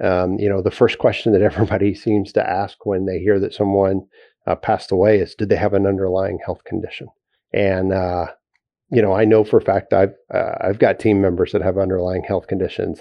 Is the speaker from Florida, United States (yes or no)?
no; Texas, United States; as a Texan